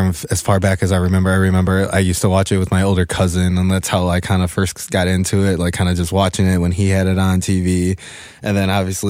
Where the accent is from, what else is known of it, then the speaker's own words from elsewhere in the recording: Chicago, Illinois, United States; I'm from Chicago, Illinois. Yeah. I was born on the south side, literally grew up about 5 minutes away from White Sox Park